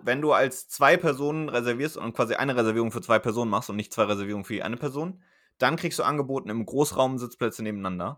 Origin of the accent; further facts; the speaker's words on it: Germany; now in Bremen, Germany; Mainz-Wiesbaden, meiner Heimat